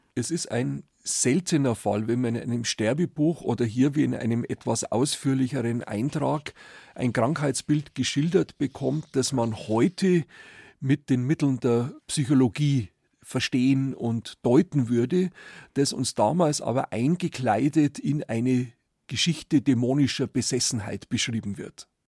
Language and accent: German; Tegernsee, Bavaria, Germany; ich komme aus Tegernsee, bin dort geboren, auch immer noch wohnhaft